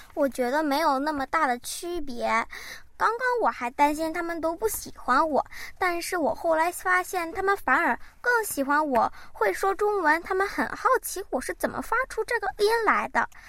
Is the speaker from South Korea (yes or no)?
yes; South Korea; 我一直在韩国长大